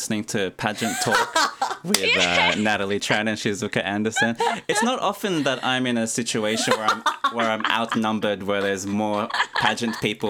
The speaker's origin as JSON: {"language": "English", "country": "Philippines", "said": "with my background, I'm Filipino"}